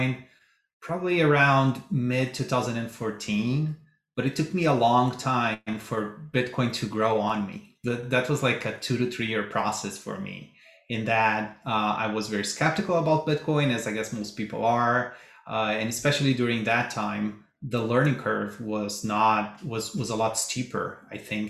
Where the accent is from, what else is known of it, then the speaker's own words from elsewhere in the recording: Brazil; moved away; I'm originally from Brazil